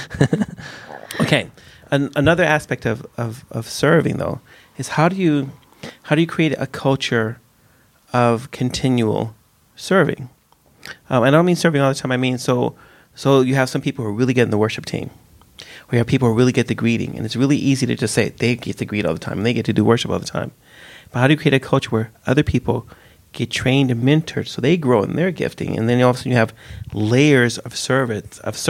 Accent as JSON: {"language": "English", "country": "United States", "tie": "born or raised there", "moved": "yes", "lives_now": "Sweden", "said": "I grew up in the States where you have respect for old people"}